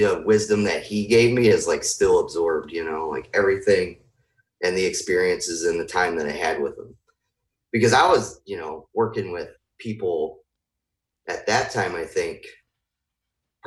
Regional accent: Lake Station, Indiana, United States; also born or lived in Hobart, Indiana / Portage, Indiana; I was born in Hobart. Both my folks are from this area as well. They're both Hobart too. And then we grew up in Lake Station

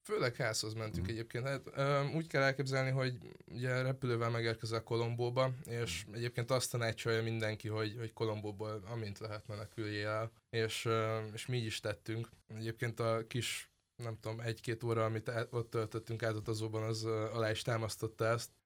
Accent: Pécs, Baranya, Hungary; moved away; én Pécsi vagyok

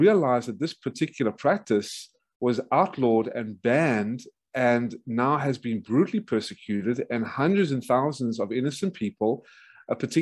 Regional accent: South Africa; moved away as an adult; also born or lived in Atlanta, Georgia, United States; now in United States; I was originally born in South Africa from a Jewish traditional family who fled Nazi Lithuania, Hungary, and Ukraine

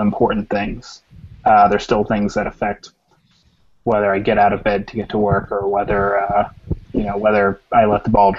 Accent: United States; I guess from my view as an American

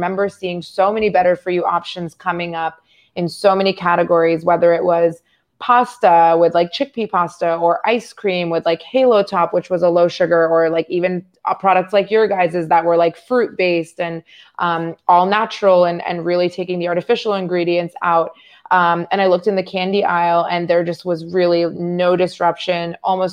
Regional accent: Northern Virginia, United States; I'm from Northern Virginia

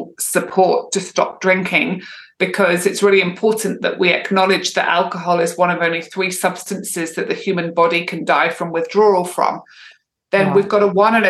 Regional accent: Edinburgh, Scotland, United Kingdom; moved away as an adult; also born or lived in Manchester / London; now in Perth, Australia; I grew up in Edinburgh in Scotland, moved around a lot around different cities in the UK, moved back to Edinburgh and then back down to Manchester, moved to London in my early 20s.

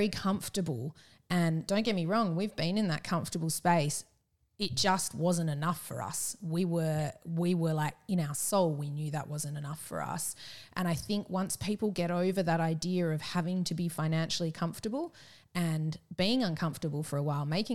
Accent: Perth, Western Australia, Australia; moved away as an adult; also born or lived in Melbourne / Japan / Yallingup; we're from Perth originally, we're in Melbourne for Roger's work

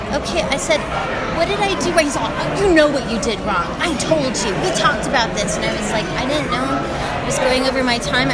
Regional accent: Albuquerque, New Mexico, United States; I'm from Albuquerque.

